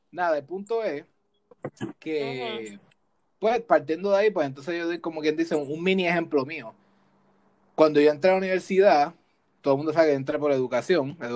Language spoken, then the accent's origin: Spanish; Puerto Rico; now in United States; Cuando nos fuimos de Puerto Rico, que vinimos a Estados Unidos, yo empecé a ver más cómo funcionan las cosas en el área laboral